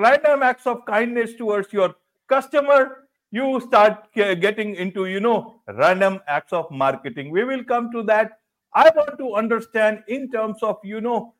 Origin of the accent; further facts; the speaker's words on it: India; I am from India